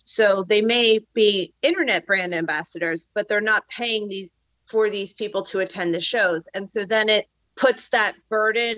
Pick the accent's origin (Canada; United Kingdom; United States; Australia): United States; Philadelphia, Pennsylvania; I'm from the Mid-Atlantic. So like, I'm from Philly.